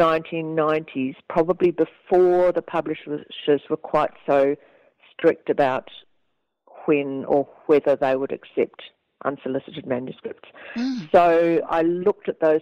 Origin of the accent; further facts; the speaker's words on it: Dunedin, Otago, New Zealand; I grew up in Dunedin, which is a very Scottish city in New Zealand